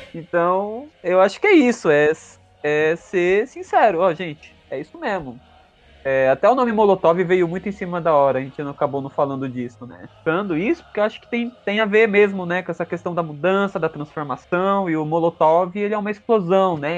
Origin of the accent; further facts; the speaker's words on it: Santo André, São Paulo, Brazil; Sou de Santo André